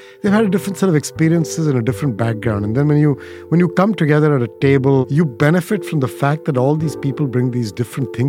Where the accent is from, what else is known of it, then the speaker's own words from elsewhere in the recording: India; moved away; growing up in India